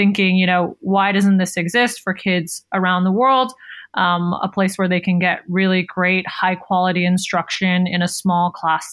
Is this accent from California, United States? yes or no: yes; Palo Alto, California, United States; I'm from Palo Alto, which is traditionally a very tech-savvy community. But when I was growing up, there was only one computer science class offered at my public high school.